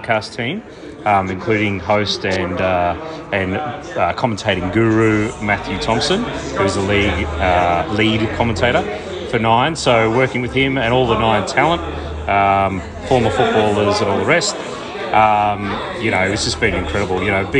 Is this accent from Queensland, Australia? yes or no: yes; Queensland, Australia; No, I'm a Queenslander.